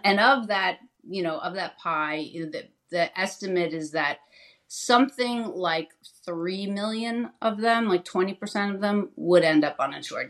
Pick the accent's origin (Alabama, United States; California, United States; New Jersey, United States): New Jersey, United States; I was in state government in my home state of New Jersey